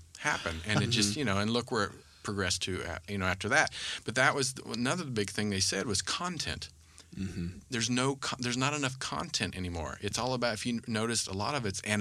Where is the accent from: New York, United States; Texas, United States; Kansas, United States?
Kansas, United States; I grew up in Kansas